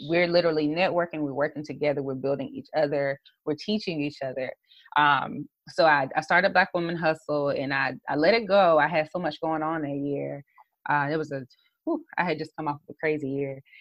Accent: South Carolina, United States; a brand strategist, social media strategist from the South Carolina area

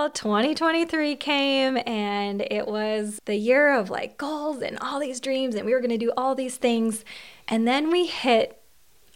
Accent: Long Prairie, Minnesota, United States; accent: Minnesota; I am from Long Prairie, Minnesota

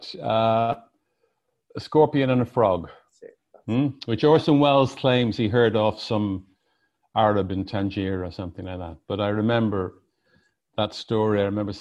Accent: Ireland; I'm an Irish person

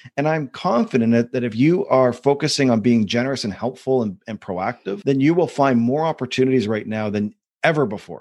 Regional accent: Canada; Being a Canadian

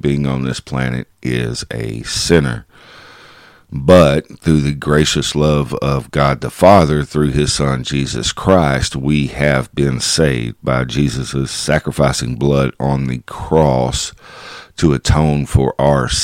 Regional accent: Kaufman County, Texas, United States; my hometown

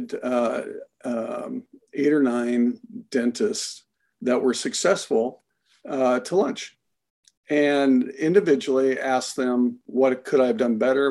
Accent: Iowa, United States; moved away; I was born and raised in Iowa

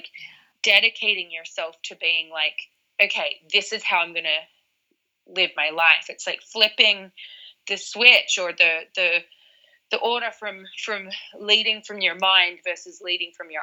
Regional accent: Australia; now in London, United Kingdom; I was from Australia and I'm used to the ocean

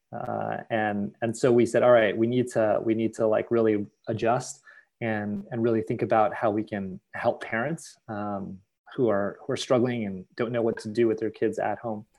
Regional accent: United States; as a Filipino American, as an Asian American

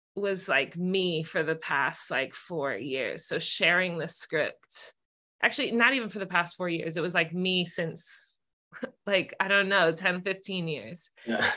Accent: Bay Area, California, United States; growing up in the Bay Area

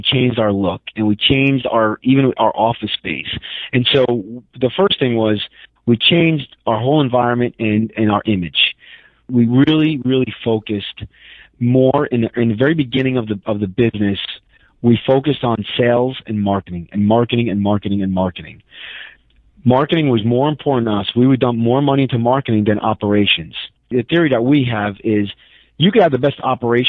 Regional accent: New York City, New York, United States; moved away; I'm from New York City

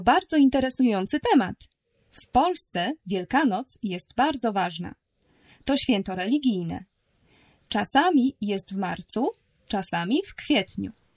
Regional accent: Poland; also born or lived in Warsaw; Jestem z Polski. Mieszkam w Warszawie

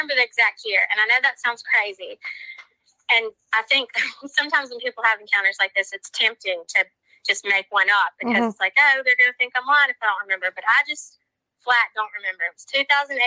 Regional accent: Mississippi, United States; just a regular Southern girl. I was born and raised in Mississippi.

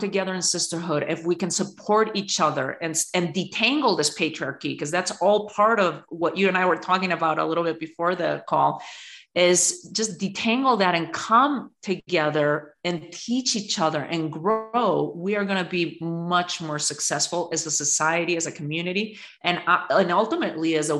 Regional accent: Spain; now in United States; I was born and raised in Spain at the end of a dictatorship in a very patriarchal country

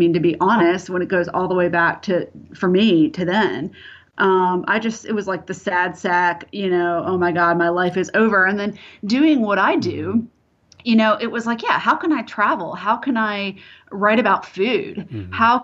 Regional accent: Clearwater, Florida, United States; I grew up in Florida, so I don't know. You know, some consider it the South, some don't.

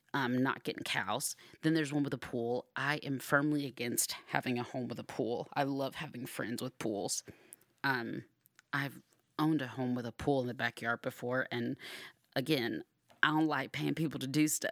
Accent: Georgia, United States; now in Arizona, United States; I grew up in Georgia

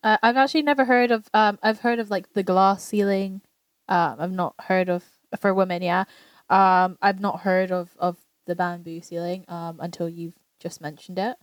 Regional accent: England, United Kingdom; we grew up in England amongst other Asians

